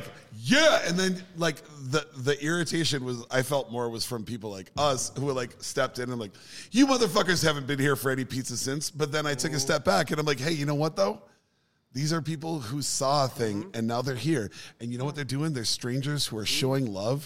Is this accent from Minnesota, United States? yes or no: yes; Minneapolis, Minnesota, United States; South Minneapolis.